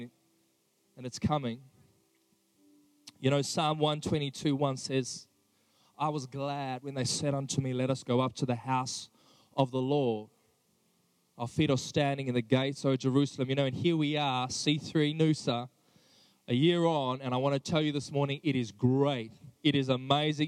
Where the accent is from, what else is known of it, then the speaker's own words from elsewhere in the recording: Johannesburg, Gauteng, South Africa; also born or lived in Sydney, Australia; now in Australia; I grew up in South Africa. I was born and raised in Johannesburg.